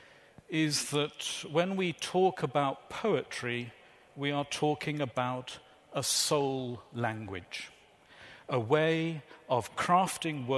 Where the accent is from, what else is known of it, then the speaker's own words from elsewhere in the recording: Shropshire, West Midlands, United Kingdom; moved away; I'm originally from Shropshire. Shropshire born, Shropshire bred, strong in the body, thick in the head. I was brought up by my grandparents